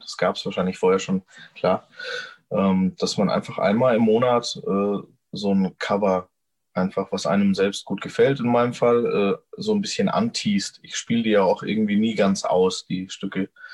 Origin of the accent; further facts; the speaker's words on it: Gemünden, Germany; ich bin hier eben aufgewachsen